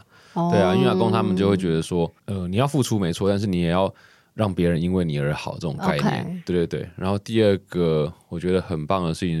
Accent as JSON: {"language": "Chinese", "country": "Taiwan", "first_language": "Taiwanese Hokkien", "second_language": "Chinese", "said": "其实我从小在家里就讲台语，我一直到幼稚园才学会讲就是国语。"}